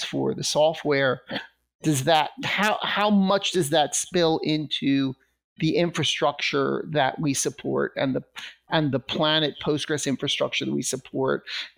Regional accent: Russia; the title is "The Russia I Grew Up In Doesn't Exist Anymore."

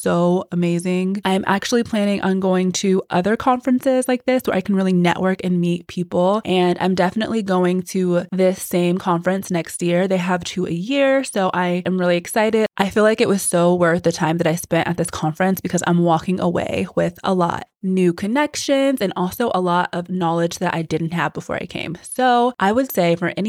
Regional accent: Texas, United States; moved away; I grew up in Texas. So this is like my hometown. Texas, especially Houston, has a very special place in my heart.

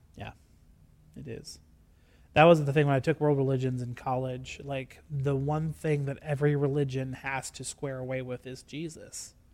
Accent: Gregory, United States; I am from Gregory

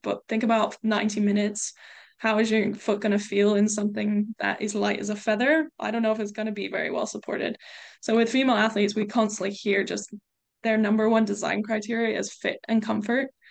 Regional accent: United States; moved away as an adult; also born or lived in England; now in United Kingdom; I grew up in the States

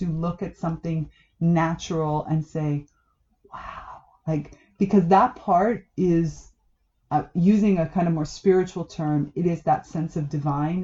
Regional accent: South Florida, United States; moved away; also born or lived in Damanhur; I grew up in South Florida. I'm Cuban American

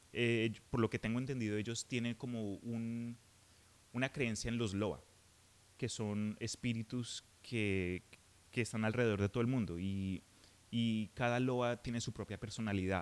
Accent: Colombia; En Colombia, de donde soy yo

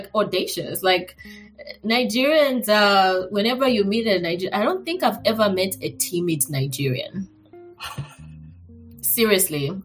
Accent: Zambia; moved away as an adult; now in Austin, United States; I was born and raised in Zambia

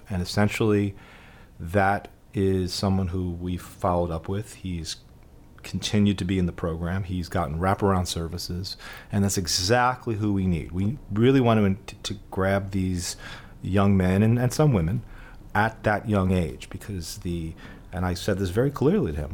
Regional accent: New York City, New York, United States; growing up in the Bronx

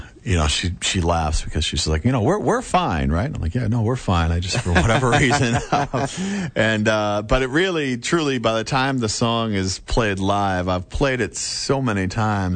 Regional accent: Foxborough, Massachusetts, United States; I grew up in Foxborough

